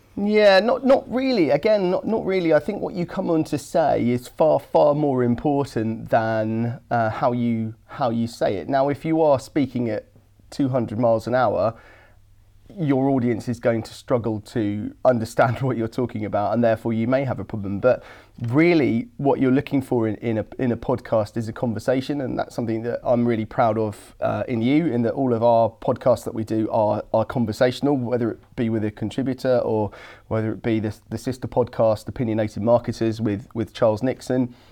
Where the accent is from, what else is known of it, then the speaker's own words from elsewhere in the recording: Suffolk, East of England, United Kingdom; I come from a rural part of the world. I come from from Suffolk